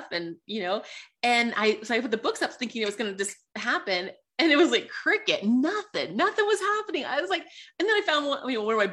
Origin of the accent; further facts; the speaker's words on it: Sonoma, California, United States; moved away as an adult; now in Colorado, United States; I grew up in Sonoma, California, which is by Napa Valley